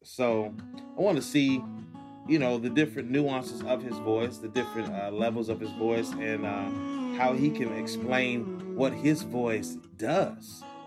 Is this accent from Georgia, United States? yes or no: yes; Atlanta, Georgia, United States; now in New York, United States; I'm from Atlanta